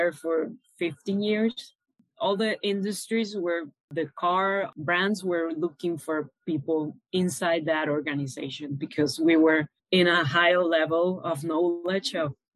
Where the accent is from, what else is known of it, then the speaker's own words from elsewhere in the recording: Caracas, Capital District, Venezuela; moved away as an adult; now in Panama; So I was born and raised in Venezuela, in Caracas, the capital city.